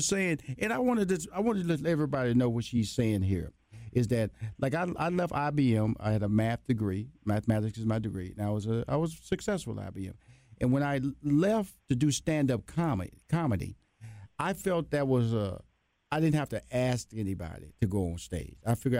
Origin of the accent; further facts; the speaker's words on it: Houston, Texas, United States; I'm from Houston, Texas, a Southern boy, West Coast girl.